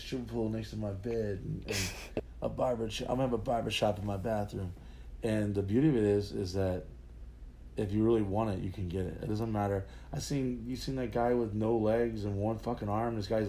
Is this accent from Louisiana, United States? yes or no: yes; New Orleans, Louisiana, United States; born there; also born or lived in Texas / San Diego / South Carolina; Yeah, I mean, I was born in New Orleans.